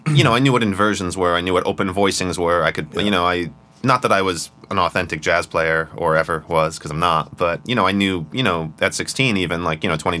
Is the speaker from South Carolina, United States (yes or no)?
no; upstate New York, United States; also born or lived in Brooklyn, New York; We moved upstate when I was 4